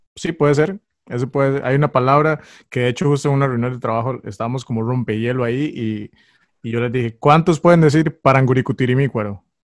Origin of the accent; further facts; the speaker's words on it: San José, Costa Rica; soy costarricense, soy de Costa Rica, de San José.